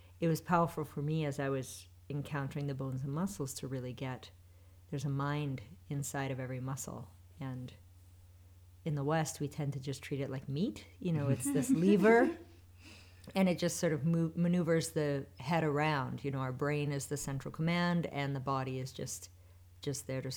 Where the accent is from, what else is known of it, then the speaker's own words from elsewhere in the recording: Western Canada, Canada; I grew up in Western Canada in the Canadian Rockies.